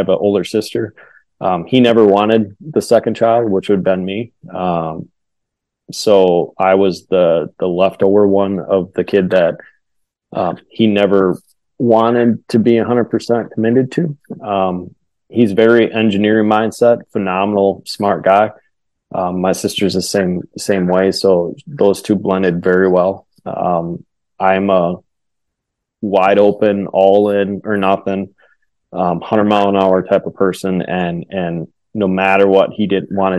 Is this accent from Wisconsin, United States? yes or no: yes; Wisconsin, United States; I grew up in Wisconsin